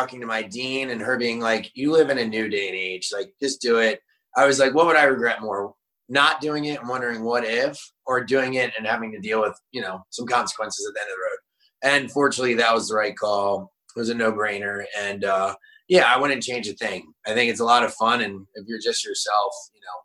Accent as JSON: {"language": "English", "region": "Eastern Shore of Delaware", "country": "United States", "tie": "born or raised there", "moved": "as an adult", "lives_now": "Charleston, United States", "said": "I was born in 88 on the Eastern Shore of Delaware, and grew up there with cornfields and chicken farms and the beach and golf courses"}